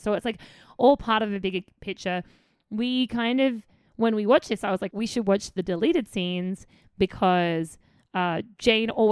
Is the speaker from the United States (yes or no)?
no; Australia; accent: Australian; my lazy Australian accent